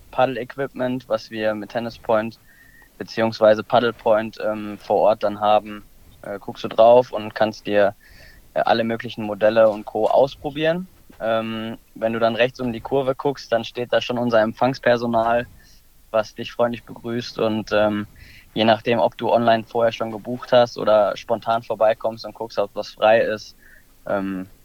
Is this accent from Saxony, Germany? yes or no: no; Ahlen, North Rhine-Westphalia, Germany; born there; bin ich auf die Jungs in Köln gestoßen, beziehungsweise die Jungs in Köln auf mich und da ich gebürtiger Ahlner bin, ähm, hat sich das dann irgendwie so ergeben